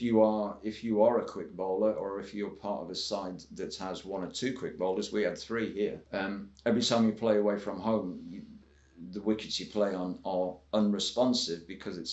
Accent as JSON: {"language": "English", "area": "Northumberland", "region": "North East England", "country": "United Kingdom", "said": "I wasn't even from a first-class county. I was from Northumberland."}